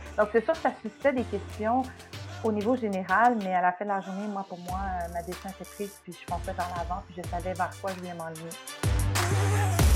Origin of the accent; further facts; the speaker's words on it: Quebec, Canada; moved away as an adult; also born or lived in Montreal / Toronto; now in United States; Je suis québécoise dans, dans l'âme